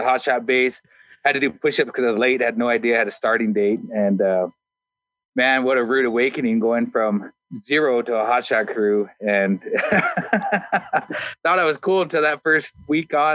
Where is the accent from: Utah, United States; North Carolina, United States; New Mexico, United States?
New Mexico, United States; moved away as an adult; also born or lived in California / Idaho; now in Boise, United States; I grew up in New Mexico, living on a reservation